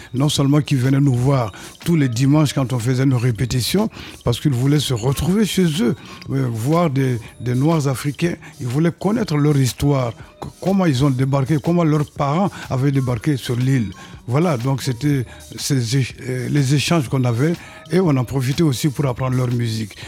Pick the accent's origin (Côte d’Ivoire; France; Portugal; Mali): Mali; moved away as an adult; also born or lived in Cuba; On est sorti du Mali, on se retrouve au Mali encore